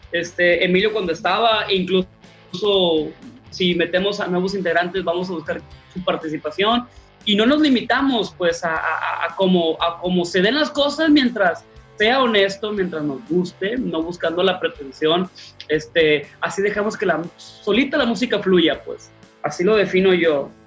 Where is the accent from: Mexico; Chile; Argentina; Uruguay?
Mexico; northern Mexico; pues nosotros somos norteños queriendo hacer rock, pues.